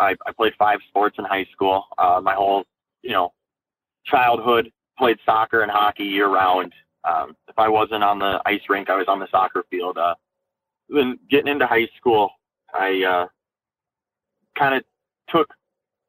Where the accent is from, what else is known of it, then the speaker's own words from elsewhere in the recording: Blaine, Minnesota, United States; also born or lived in Cape Girardeau, Missouri / Peoria, Illinois; I grew up in Blaine, Minnesota.